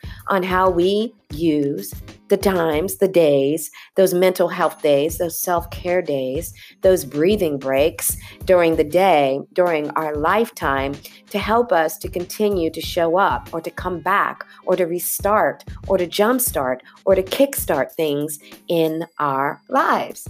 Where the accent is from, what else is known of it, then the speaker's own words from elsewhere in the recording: California, United States; I grew up in California